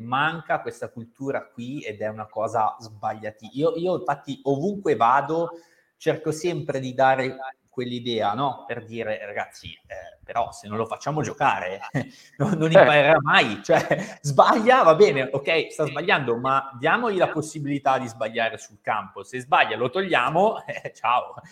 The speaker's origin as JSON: {"language": "Italian", "town": "Cerano", "region": "Piedmont", "country": "Italy", "tie": "born or raised there", "said": "io sono di Cerano, originario"}